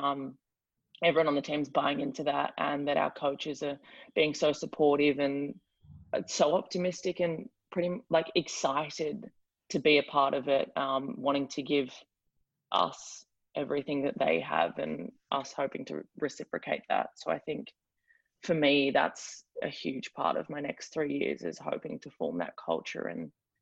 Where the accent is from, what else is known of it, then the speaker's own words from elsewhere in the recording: Australia; accent: Australian; moved away as an adult; now in Miami, United States; are you Australian